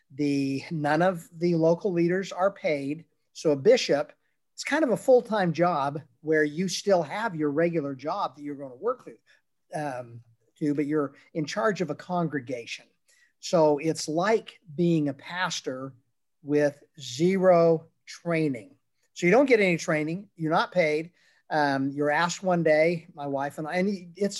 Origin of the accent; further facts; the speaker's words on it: Utah, United States; moved away as an adult; now in Texas, United States; I was born and raised in Utah, in a Mormon household.